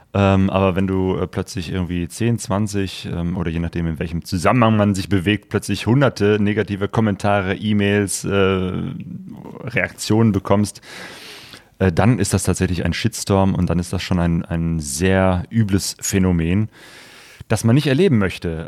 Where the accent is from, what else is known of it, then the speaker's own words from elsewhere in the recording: Cologne, North Rhine-Westphalia, Germany; now in Essen, Germany; Also ich bin in Köln geboren, in der Nähe von Köln aufgewachsen.